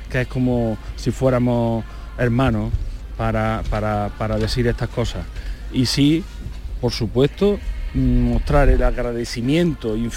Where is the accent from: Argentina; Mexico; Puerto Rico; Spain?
Spain; Andújar, Andalusia; mi pueblo que es Anduja